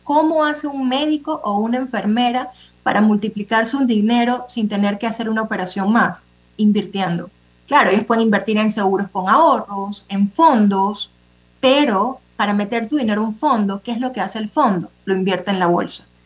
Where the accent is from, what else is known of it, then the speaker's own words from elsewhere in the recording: Panama; como panameños